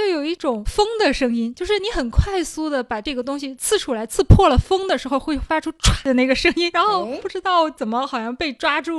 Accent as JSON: {"language": "Chinese", "region": "Liaoning", "country": "China", "also_born_or_lived": "Shanghai", "accent": "Jiao-Liao Mandarin", "said": "我家这边啊，我们属于是辽宁省，但是我们呢跟大家传统印象上的东北啊口音还不一样。"}